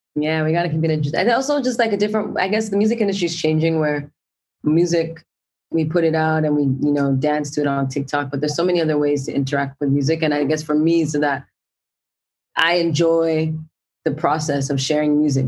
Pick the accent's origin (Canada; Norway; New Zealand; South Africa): Canada; Brampton, Ontario; I grew up in Brampton